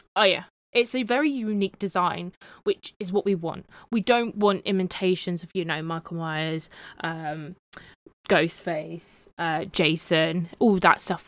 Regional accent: United Kingdom; I'm your British co-host

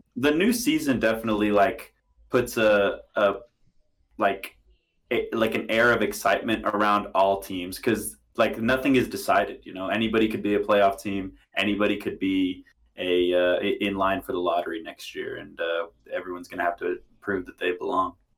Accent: Houston, Texas, United States; I grew up in Houston

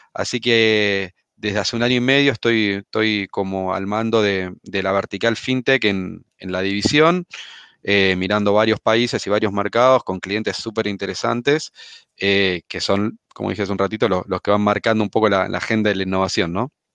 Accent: Argentina; accent: Argentine; moved away as an adult; also born or lived in United States; now in Chile; como habrán notado por mi acento, soy argentino, si bien vivo en Chile hace, hace algunos años

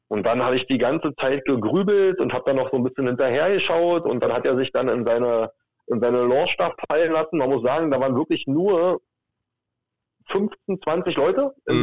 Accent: Berlin, Germany; bin aus Berlin

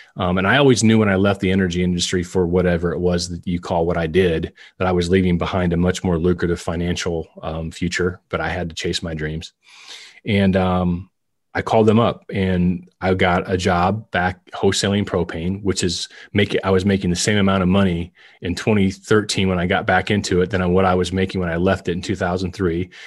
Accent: West Branch, Iowa, United States; moved away; also born or lived in Shawnee, Kansas; I grew up in West Branch idolizing Marv Cook

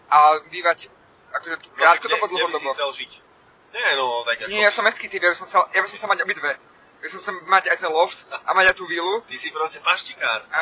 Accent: Levice, Nitra Region, Slovakia; moved away as an adult; now in Bratislava, Slovakia; Viem, aké to je žiť v Leviciach ako detsko. Ja som tam vyrastal, do, ja som mal 18 rokov, keď sme, keď sme odišli z Levíc

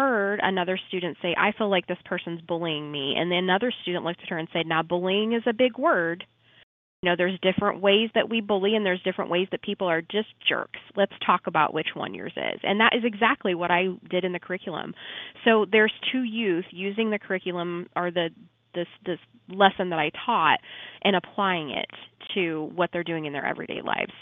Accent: Shelbyville, Illinois, United States; I'm from Shelbyville

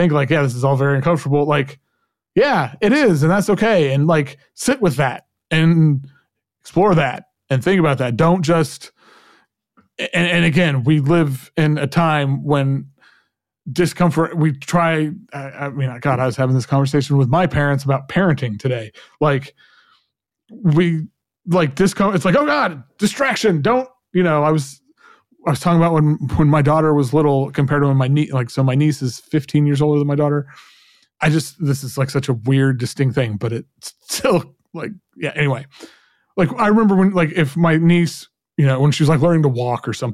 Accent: Oklahoma, United States; growing up in Oklahoma, you know, in a very right-wing conservative environment

